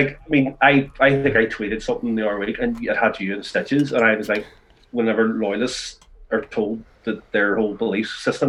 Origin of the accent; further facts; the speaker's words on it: Belfast, Northern Ireland, United Kingdom; also born or lived in England; Because I'm from Ardoy and I grew up in North Belfast.